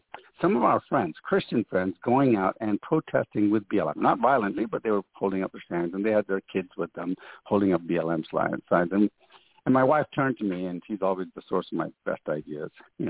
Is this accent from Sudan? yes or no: yes; Sudan; also born or lived in Ghana / Ethiopia / Jamaica; You see, I was born and brought up in Africa. In fact, I was born in Ghana. I grew up in Sudan, Ethiopia, and spent, 3 years in Jamaica, in fact, as a kid.